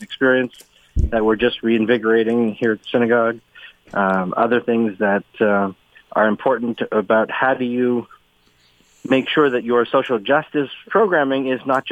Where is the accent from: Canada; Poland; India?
Canada